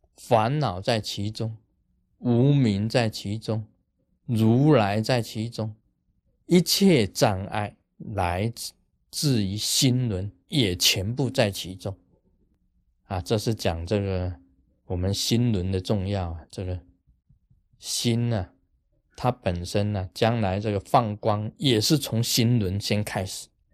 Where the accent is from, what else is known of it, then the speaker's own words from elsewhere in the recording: Taiwan; 我们台湾人